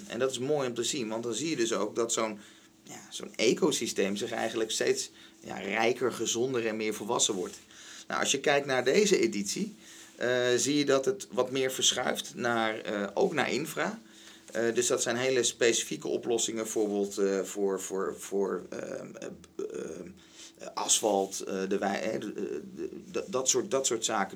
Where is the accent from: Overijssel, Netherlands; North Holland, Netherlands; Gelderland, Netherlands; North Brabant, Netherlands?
North Holland, Netherlands; Den Helder; ik ben geboren in Den Helder